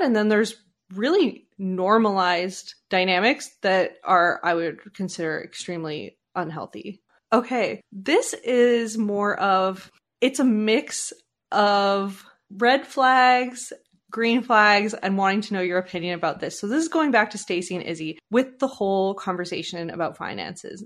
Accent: Canada; I was born in Canada

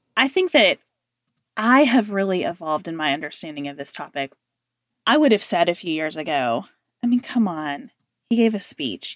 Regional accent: United States; being an American right now

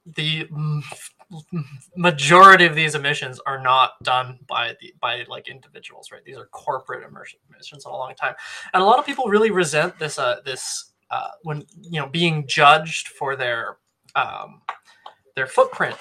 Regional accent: Canada; I'm Canadian

